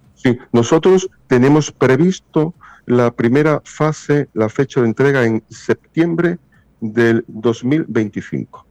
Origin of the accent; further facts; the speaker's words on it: Spain; moved away as an adult; now in Punta Cana, Dominican Republic; soy español